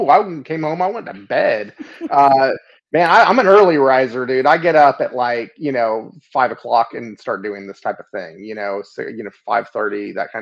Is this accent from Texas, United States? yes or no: yes; Texas, United States; I've been here in Texas. I was born in Texas